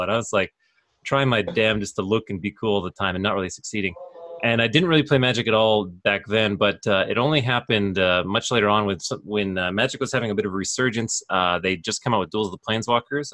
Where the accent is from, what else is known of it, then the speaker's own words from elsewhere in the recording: Calgary, Alberta, Canada; born and raised in Calgary, Alberta